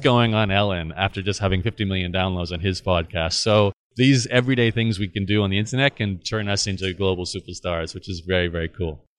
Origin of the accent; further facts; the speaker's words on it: Australia; living and growing up in Australia